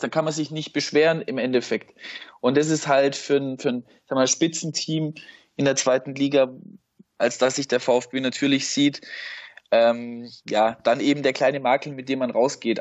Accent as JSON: {"language": "German", "town": "Schorndorf", "region": "Baden-Württemberg", "country": "Germany", "tie": "born or raised there", "also_born_or_lived": "Leutenbach", "said": "aufgewachsen im Umland von Stuttgart, heißt in Leutenbach und Schorndorf"}